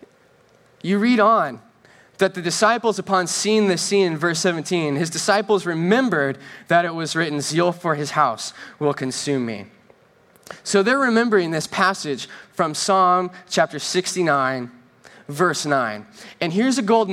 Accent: Northern California, United States; first language English; now in Southern California, United States; I'm from Northern California, the land of fresh air and clean water

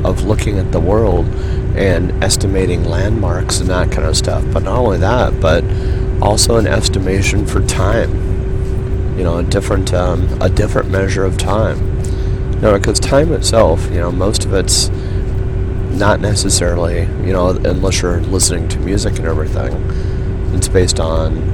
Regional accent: Yorba Linda, California, United States; moved away as an adult; also born or lived in Redondo Beach, California / Los Angeles, California; now in Portland, United States; I grew up in Yorba Linda

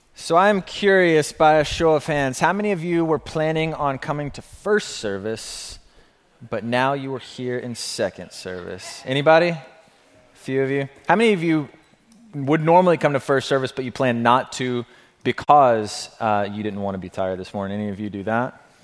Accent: Alabama, United States; I come from the South, being from Alabama, the Bible Belt

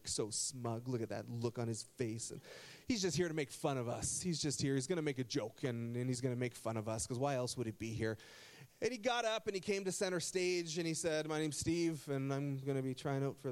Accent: Burlington, Ontario, Canada; now in Essex County, Canada; I grew up in Burlington, Ontario, and I went to Nelson High School

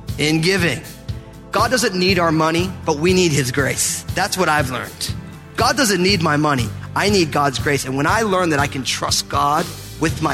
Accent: New Jersey, United States; I'm from New Jersey

